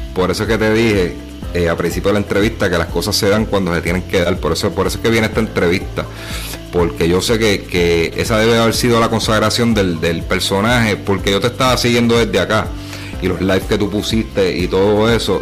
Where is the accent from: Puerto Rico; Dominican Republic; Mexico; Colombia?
Puerto Rico; Humacao; en mi pueblo, en mi pueblo natal, macau